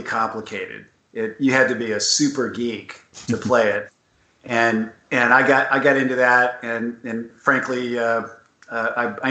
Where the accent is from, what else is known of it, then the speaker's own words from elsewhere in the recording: Southern California, United States; I grew up in Southern California.